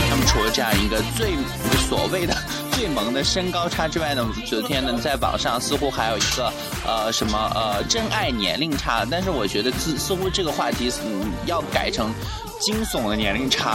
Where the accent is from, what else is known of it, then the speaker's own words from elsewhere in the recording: northern China, China; moved away; 身为一个北方人